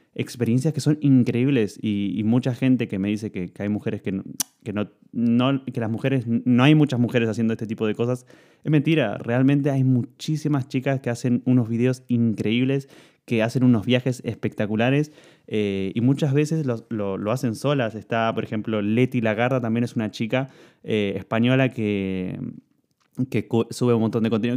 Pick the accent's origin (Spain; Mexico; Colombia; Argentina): Argentina; moved away as an adult; also born or lived in Italy; yo cuando me fui de Argentina y llegué a Italia